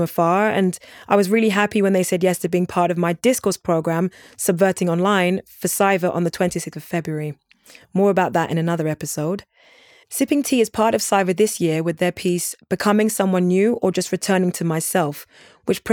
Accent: London, United Kingdom; now in Vienna, Austria; my hometown, London

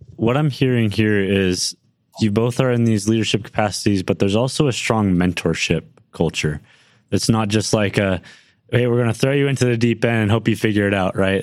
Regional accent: Livermore, California, United States; now in Provo, United States; I was born and raised in Livermore, California, right outside San Francisco, California

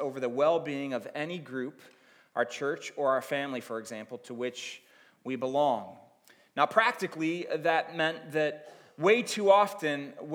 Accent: Akron, Ohio, United States; born and raised in Akron, Ohio

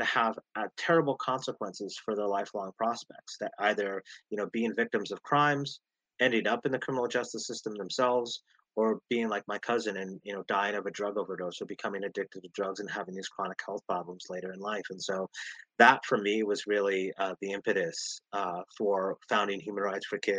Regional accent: Las Vegas, Nevada, United States; in the inner city where we grew up in Las Vegas, Nevada

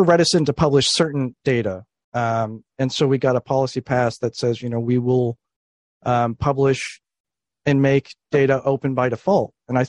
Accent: Florida, United States; In Florida.

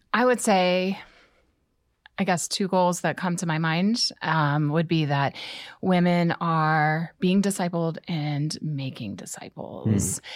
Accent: Canton, Ohio, United States; I grew up in Canton, and then I went to college at Malone

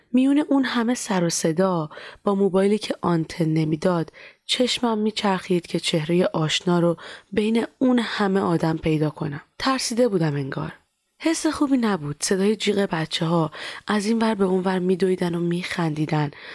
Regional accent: Iran; moved away; also born or lived in Turkey; از ایران که در اومدم

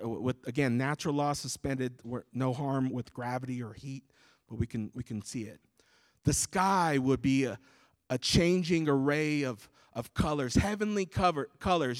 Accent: United States; born and raised in the States like myself

